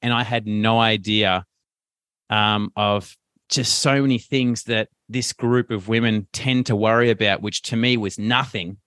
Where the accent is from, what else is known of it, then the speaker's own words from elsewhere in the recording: Melbourne, Victoria, Australia; accent: Australian; rough Westie; I'm from Melbourne and it's, it's usually like in a, in a West area, a little bit more rougher.